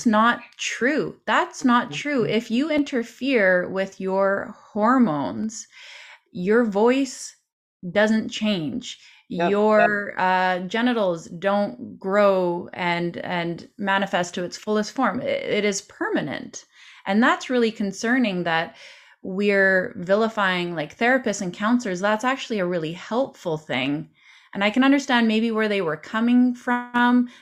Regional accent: Canada; as a Canadian

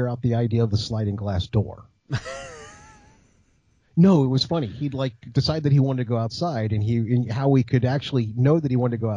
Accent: United States; I grew up on the Chesapeake Bay

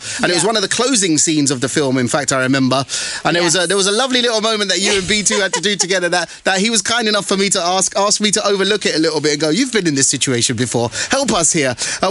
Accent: Harrow, London, United Kingdom; also born or lived in Southall; our hometown of Southall, although I grew up in Harrow

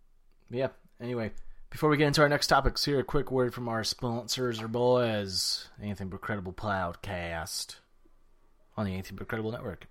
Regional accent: St. Louis, Missouri, United States; born or raised there

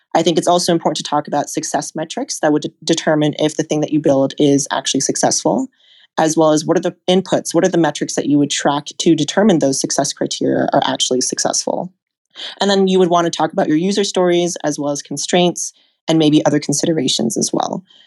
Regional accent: Seattle, Washington, United States; I grew up in Seattle

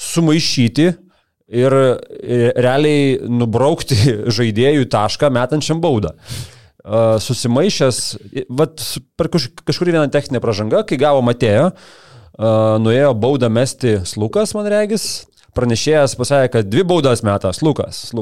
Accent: Lithuania; Nu, mes lietuviai, mes labai save spaudžiam, daužom, mušam, bet dėl to stengiamės labiau ir padarom geriau.

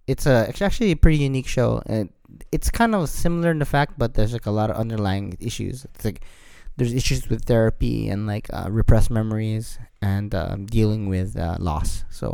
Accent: United States; now in Japan; as an American, who's living in Japan

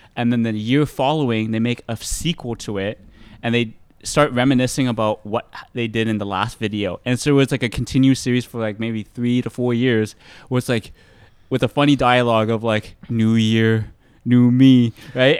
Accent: Mississauga, Ontario, Canada; I was born in Canada, yeah. born in Mississauga

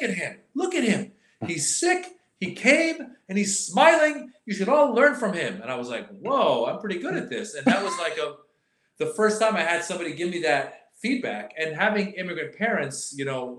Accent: Northern California, United States; also born or lived in Iran; I came from Iran at the age of 6 to America. Okay. Grew up in Northern California

